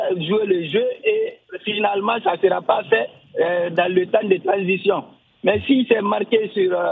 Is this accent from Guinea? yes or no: yes; Guinea; en Guinée, Afria, je suis guinéen.